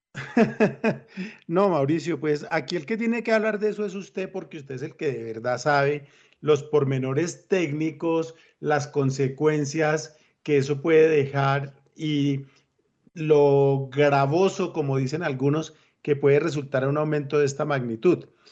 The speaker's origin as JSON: {"language": "Spanish", "country": "Colombia", "said": "me siento feliz de ser colombiano"}